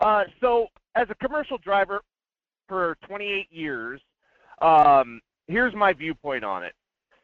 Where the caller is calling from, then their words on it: Fairbanks, Alaska, United States; Hey, Michael, this is … up in Fairbanks.